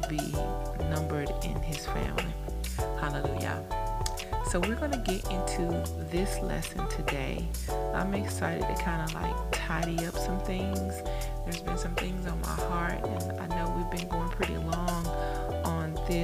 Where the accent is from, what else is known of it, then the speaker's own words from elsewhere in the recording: United States; we in America, we grew up in such a deranged age and dispensation of time